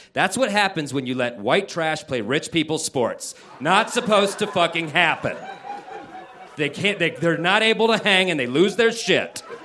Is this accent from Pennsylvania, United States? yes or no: no; Denver, Colorado, United States; I was from Denver